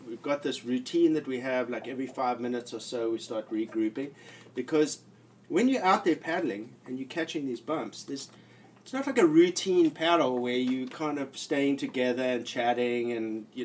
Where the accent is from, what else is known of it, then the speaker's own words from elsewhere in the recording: South Africa; moved away; I'm from South Africa and I was in the Navy